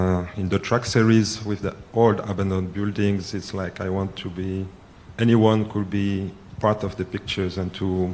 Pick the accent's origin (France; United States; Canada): France; Lille, Hauts-de-France; I was born in France from an Ivorian father, and my mother is French and Polish, so I'm kind of uprooted